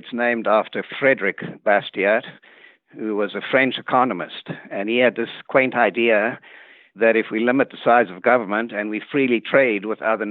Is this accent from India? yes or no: no; South Africa; moved away as an adult; also born or lived in Cape Town, South Africa / Michigan, United States; now in Dallas, United States; I was born in South Africa.